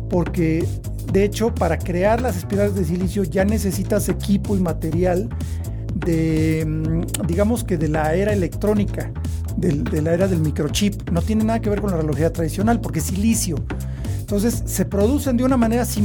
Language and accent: Spanish; Mexico; en México somos fans de Mido.